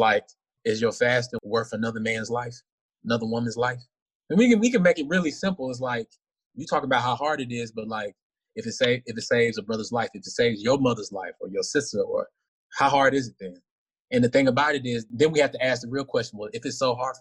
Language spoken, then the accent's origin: English; Arlington, Texas, United States; moved away as an adult; also born or lived in Dallas, Texas; now in Washington, D.C., United States; I'm originally from Arlington, Texas, 32 years old